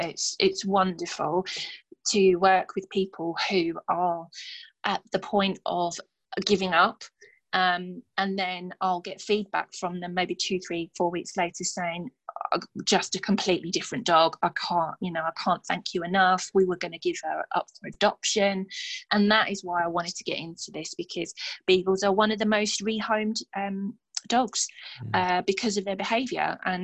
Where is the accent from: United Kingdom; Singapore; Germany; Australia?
United Kingdom; Stevenage, East of England; I'd only met a handful of them in my hometown of Stevenage.